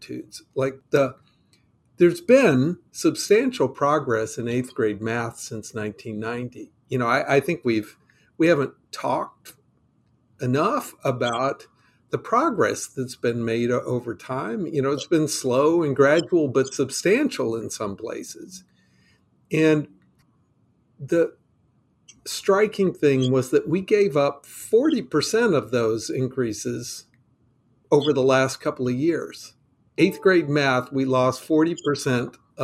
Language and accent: English; North Carolina, United States; I'm from North Carolina.